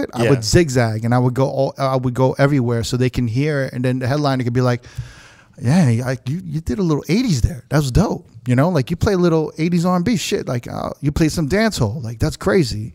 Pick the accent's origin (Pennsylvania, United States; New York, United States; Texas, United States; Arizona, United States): New York, United States; we're from New York